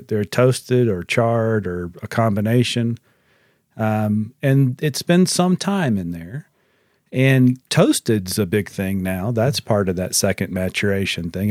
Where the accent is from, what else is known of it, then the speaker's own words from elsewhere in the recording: United States; as American consumers